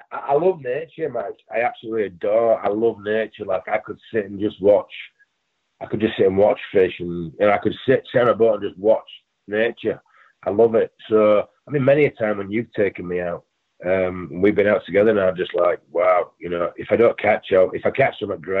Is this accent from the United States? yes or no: no; England, United Kingdom; moved away; I mean, you you I came from England, not knowing anyone, and we ended up being really good friends.